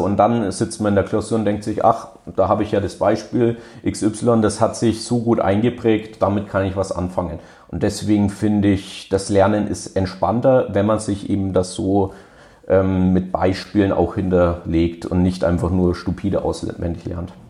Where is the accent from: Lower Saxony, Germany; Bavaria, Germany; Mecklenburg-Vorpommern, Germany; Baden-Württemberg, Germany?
Bavaria, Germany; Hof; ich komme selber aus der Region, also ich komme auch direkt aus Hof, ähm, bin hier auch zur Schule gegangen